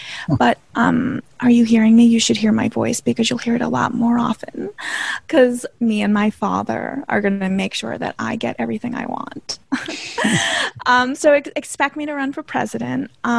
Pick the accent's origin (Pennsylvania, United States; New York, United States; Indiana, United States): New York, United States; LA, not for me. I like New York. I'm a New Yorker.